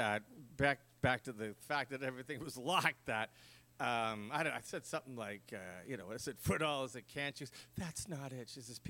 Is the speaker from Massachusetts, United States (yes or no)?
yes; Boston, Massachusetts, United States; my brother and I were talking about that the other day when we grew up in Dorchester.